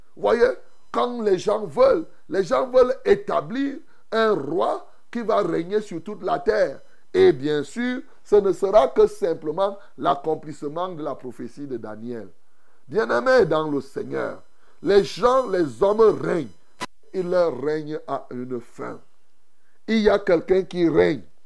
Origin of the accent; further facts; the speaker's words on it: Cameroon; chez nous au Cameroun